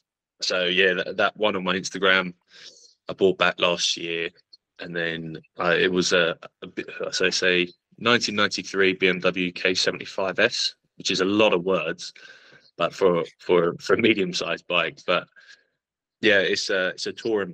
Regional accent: England, United Kingdom; I'm an English guy

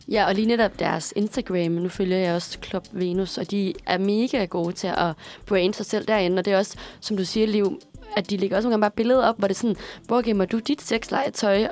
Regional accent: Aarhus, Central Denmark Region, Denmark; hjemme i Aarhus, hvor jeg kommer fra

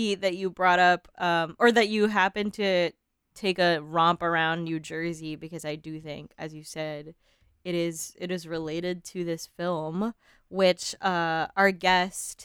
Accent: Philippines; also born or lived in Manila; now in United States; I grew up in the Philippines, and I was still living in Manila

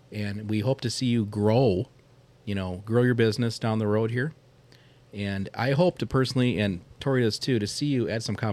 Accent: Minneapolis–Saint Paul, Minnesota, United States; I grew up in the South Metro, the Twin Cities

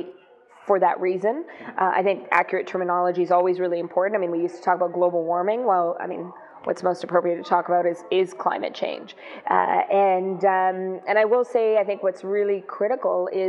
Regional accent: Thompson, Manitoba, Canada; first language Greek; English is a second language; So I was born and raised in Thompson in northern Manitoba, a mining town

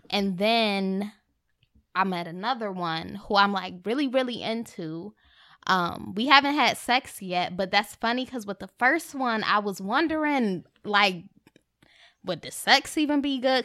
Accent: Rochester, New York, United States; moved away; I'm from Rochester, upstate New

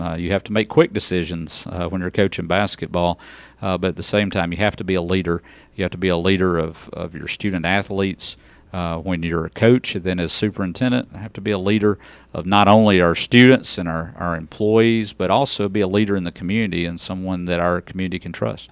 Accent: Humboldt, Tennessee, United States; moved away as an adult; also born or lived in Memphis, Tennessee / Mississippi; I'm originally from Humboldt, Tennessee, uh, just outside of Jackson, Tennessee, and, uh, went to high school there

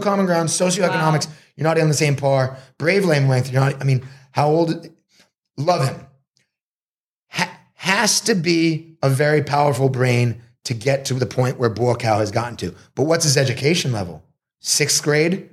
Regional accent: Marblehead, Massachusetts, United States; moved away as an adult; also born or lived in Boston, Massachusetts / Los Angeles, California; now in Sri Racha, Thailand; I grew up in Marblehead, Massachusetts

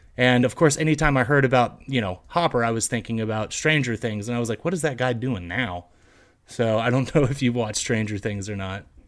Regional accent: Fort Worth, Texas, United States; We're all from Fort Worth, Texas

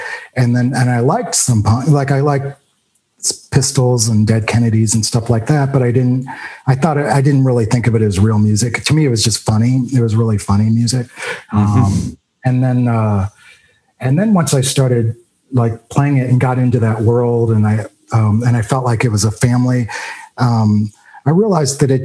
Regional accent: Louisville, Kentucky, United States; moved away; I grew up in Louisville

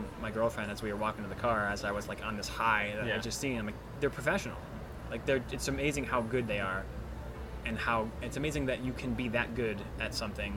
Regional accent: Chicago, Illinois, United States; now in Phoenix, United States; I'm from Chicago, I was home

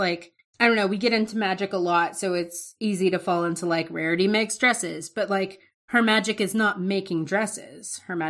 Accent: the South, United States; But yeah, like, I'm from the South.

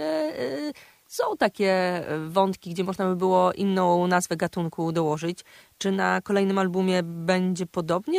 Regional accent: Kraśnik, Lublin Voivodeship, Poland; now in Warsaw, Poland; mojego kraśnika rodzinnego

